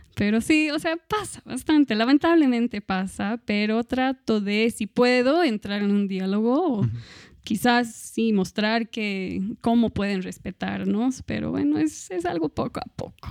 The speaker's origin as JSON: {"language": "Spanish", "country": "Australia", "moved": "yes", "lives_now": "Cochabamba, Bolivia", "said": "soy de Australia"}